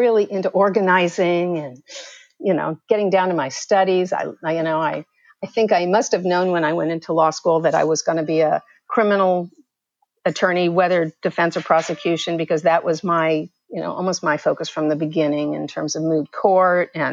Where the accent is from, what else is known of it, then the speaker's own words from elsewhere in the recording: San Francisco, California, United States; also born or lived in Stockton, California / Dublin, California; I grew up initially in San Francisco, and then due to my mother remarrying, moved to Stockton for high school